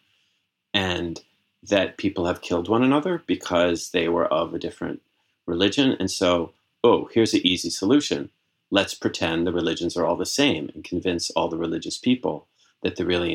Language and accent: English; Massachusetts, United States; I was actually on the vestry of the Episcopal Church, my Episcopal Church in Massachusetts, when I was 16 years old.